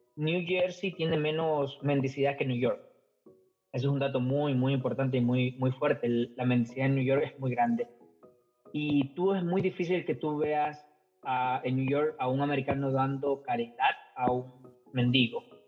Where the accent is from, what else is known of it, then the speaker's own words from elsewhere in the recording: Ecuador; moved away as an adult; now in United States; soy ecuatoriano desde mi apellido indio hasta las patas